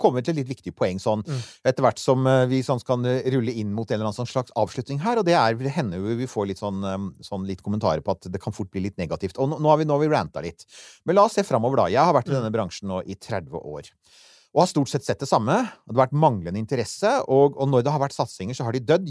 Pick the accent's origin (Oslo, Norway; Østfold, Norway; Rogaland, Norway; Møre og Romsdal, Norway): Møre og Romsdal, Norway; Eiksund; omtrent på hjemstedet mitt på Sunnmøre, Eiksund, i Ulstein kommune.